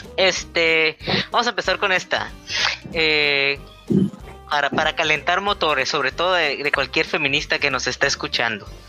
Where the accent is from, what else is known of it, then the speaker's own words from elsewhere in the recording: northern Mexico, Mexico; accent: norteño; yo hablo así de norte